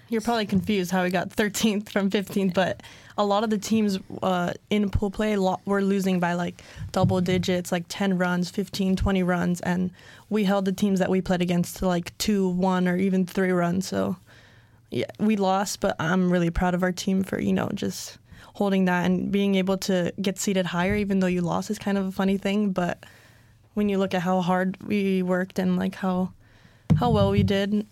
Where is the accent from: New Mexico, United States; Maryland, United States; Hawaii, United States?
Hawaii, United States; Hilo; I'm from Hilo, Hawaii.